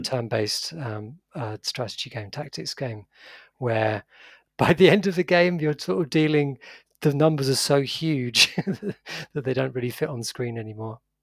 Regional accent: United Kingdom; I'm British

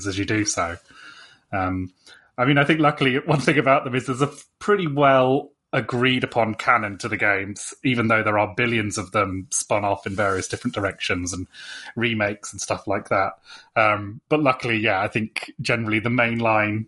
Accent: United Kingdom; being British

